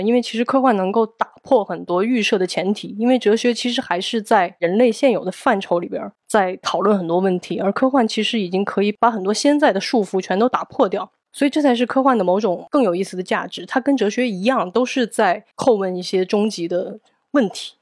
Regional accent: Guizhou, China; 我也是贵州人

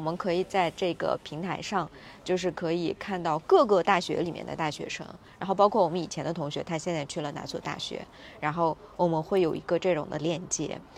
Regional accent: Xinjiang, China; 我自己也是少数民族，维吾尔族

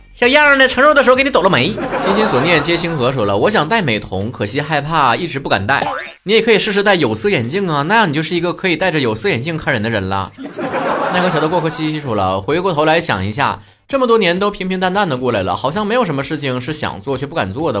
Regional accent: Northeast China, China; 我也是东北人

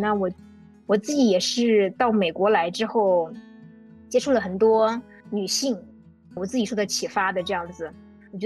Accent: China; now in United States; 然后来品尝中国食物，然后跟我们中国人进行交流的美国人越来越多了。

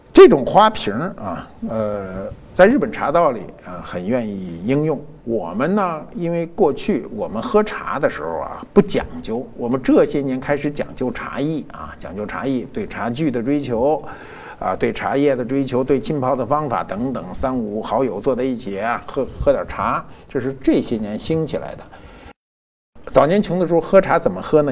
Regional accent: PLA 301 Hospital, Beijing, China; 我生在中国人民解放军三零幺医院，嗯，啊，六十年前，啊，六十一年前，我生在，生在这儿了

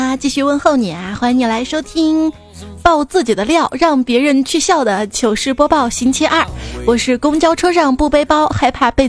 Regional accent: China; 我说不是听出来的，我们中国人不戴绿颜色的运动帽。

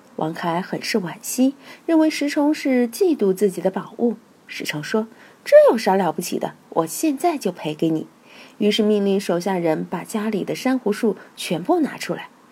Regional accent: Chengdu, Sichuan, China; moved away as an adult; also born or lived in Guangdong; 我是成都人，对味道的要求就很刁

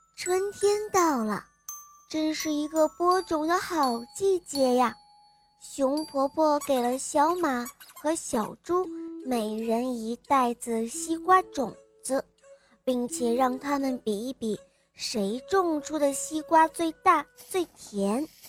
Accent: Shijiazhuang, Hebei, China; 我今年四岁了，我来自石家庄

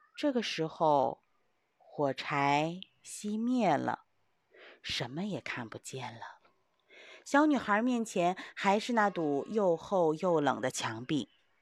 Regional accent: China; 因为我们中国人都非常地勤劳

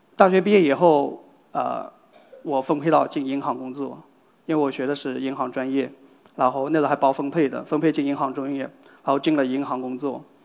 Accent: Zhejiang, China; 我老家是在浙江

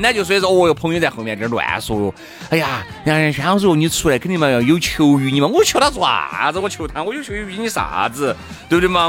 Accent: Sichuan, China; 我们就是四川的一句老话

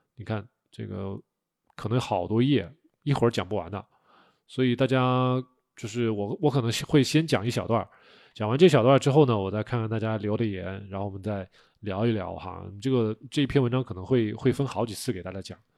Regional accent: China; 我们中国人

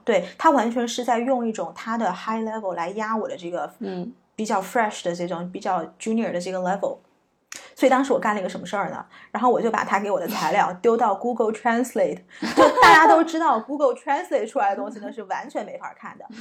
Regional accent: China; moved away as an adult; also born or lived in United States; 我在中国长大并没有很洋气的气质

